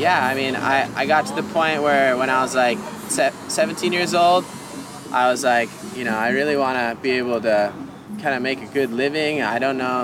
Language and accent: English; Kauai, Hawaii, United States; we're obviously from Kauai